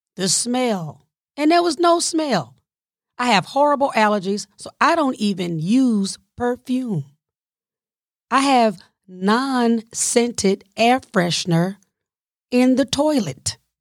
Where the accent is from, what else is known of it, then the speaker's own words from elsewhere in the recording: the South, United States; I'm from the South